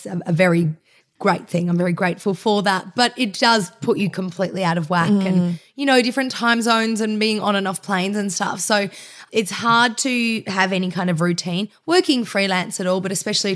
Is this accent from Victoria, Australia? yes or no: yes; Melbourne, Victoria, Australia; I grew up in Bayside in Melbourne